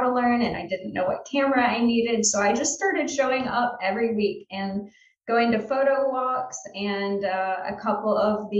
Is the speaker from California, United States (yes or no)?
no; South Louisiana, United States; moved away; also born or lived in Georgia / Virginia / Pensacola, Florida; I grew up in South Louisiana